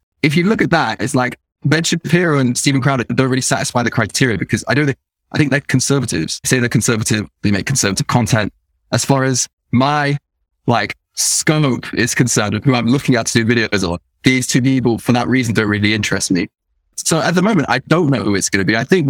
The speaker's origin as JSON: {"language": "English", "town": "Nottingham", "region": "East Midlands", "country": "United Kingdom", "said": "So I'm originally from Nottingham, which is Midlands. And there's a very specific Nottingham accent which you could have it from there. However, my parents are middle class. So the Nottingham accent gets a bit wiped out"}